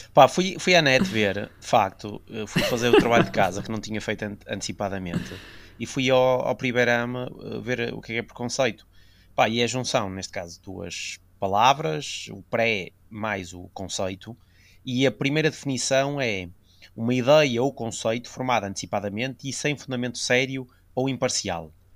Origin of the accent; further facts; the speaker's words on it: the North, Northern Portugal, Portugal; somos do Norte